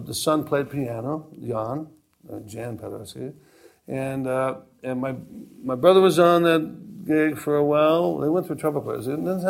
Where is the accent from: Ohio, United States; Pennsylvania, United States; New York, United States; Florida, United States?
Pennsylvania, United States; Johnstown; born there; I was born in Johnstown, Pennsylvania, in a little mill town, the famous flood.